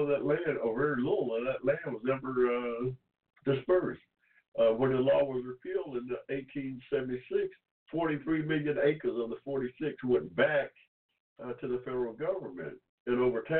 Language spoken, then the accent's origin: English; Georgia, United States; I was born here in Georgia in 1945